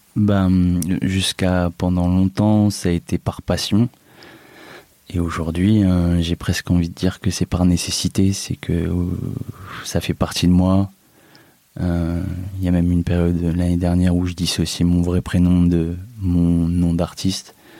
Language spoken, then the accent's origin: French; Amiens, Hauts-de-France, France; moved away as an adult; now in Marseille, France; c'est là-bas que je suis né, que j'ai fait mes études